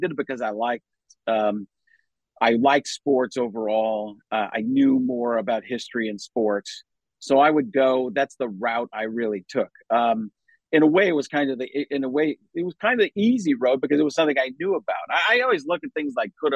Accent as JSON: {"language": "English", "town": "Waukesha", "region": "Wisconsin", "country": "United States", "tie": "born or raised there", "also_born_or_lived": "Chicago, Illinois", "said": "I grew up in Milwaukee, Waukesha, Wisconsin, born in Chicago"}